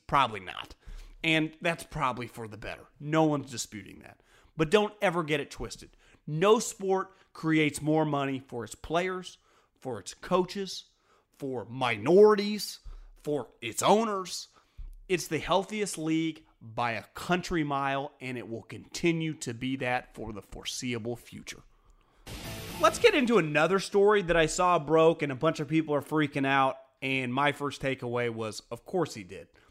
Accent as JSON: {"language": "English", "area": "the Bay Area", "region": "California", "country": "United States", "said": "I'm from the Bay"}